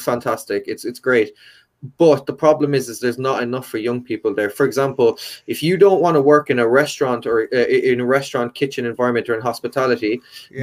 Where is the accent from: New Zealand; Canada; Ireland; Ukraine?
Ireland; County Kerry, Munster; also born or lived in United Kingdom; now in Cork, Ireland; I'm originally from County Kerry